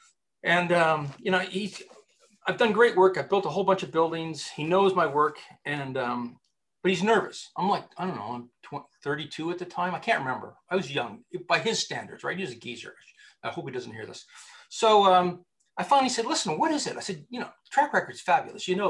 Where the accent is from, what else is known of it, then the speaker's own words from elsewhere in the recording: Canada; I'm Canadian